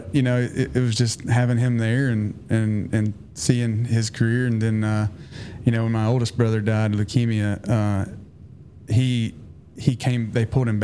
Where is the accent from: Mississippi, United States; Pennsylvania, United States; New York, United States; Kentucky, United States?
Kentucky, United States; South Shore; accent: Southern drawl; moved away as an adult; I grew up in South Shore, Kentucky, little town